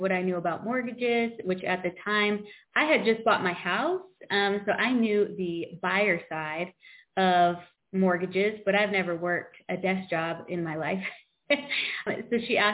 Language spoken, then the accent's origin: English; Coventry, Connecticut, United States; now in South Carolina, United States; I grew up in Coventry, Connecticut, which is very small population